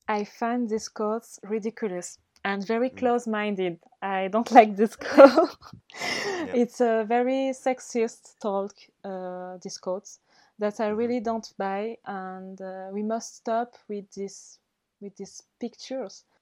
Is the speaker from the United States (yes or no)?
no; Mayotte; English is a second language; also born or lived in Madagascar; I'm not only from Mayotte